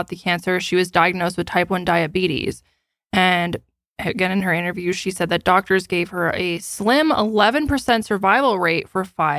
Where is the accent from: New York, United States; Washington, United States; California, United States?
California, United States; Los Angeles; moved away; I was born in LA and I lived there